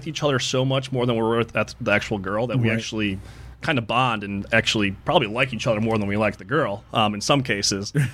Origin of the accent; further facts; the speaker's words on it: Chicago, Illinois, United States; this girl I grew up with in Chicago